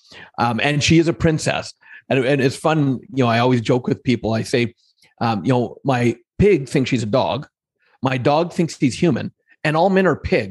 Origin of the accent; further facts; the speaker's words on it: Alberta, Canada; growing up here where I grew up in Alberta for most of my life